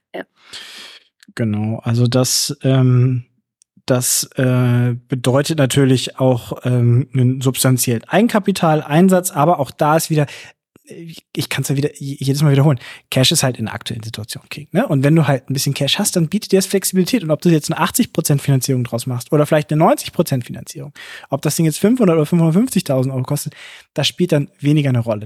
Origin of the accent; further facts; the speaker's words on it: Hamburg, Germany; mich als Hamburger